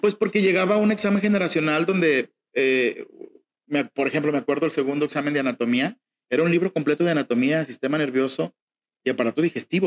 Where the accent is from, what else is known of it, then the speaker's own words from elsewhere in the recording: Mexico; somos mexicanos, crecí escuchando mariachi